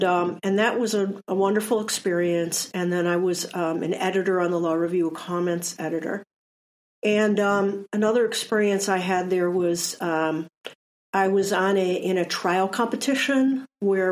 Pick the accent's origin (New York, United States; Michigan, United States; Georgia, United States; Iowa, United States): Michigan, United States; Detroit; moved away as an adult; also born or lived in Ann Arbor, Michigan / San Diego, California; I grew up in Detroit